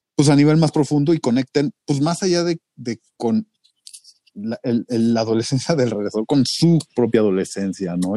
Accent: Mexico; el mestizaje de los mexicanos, ¿no? Esta combinación que ya no, no somos indios, no somos españoles, somos una mezcla

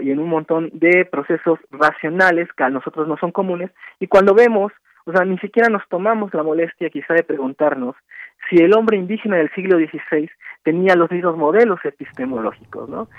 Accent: Mexico; Como mexicanos

